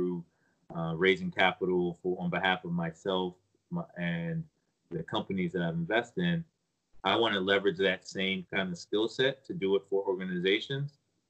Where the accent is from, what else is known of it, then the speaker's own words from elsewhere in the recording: United States; also born or lived in Nigeria; I was raised and educated in America